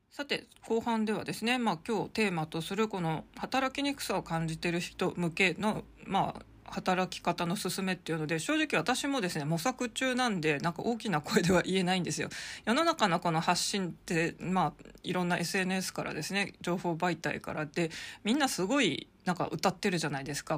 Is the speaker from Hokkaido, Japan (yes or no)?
yes; Hokkaido, Japan; now in Tokyo, Japan; 北海道生まれ